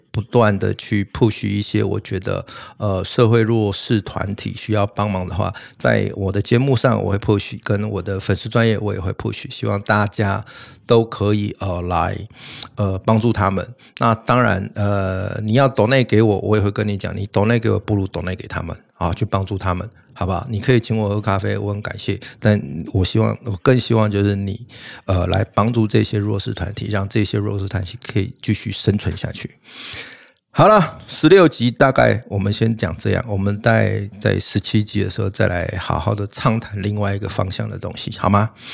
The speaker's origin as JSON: {"language": "Chinese", "country": "Taiwan", "said": "我们台湾人"}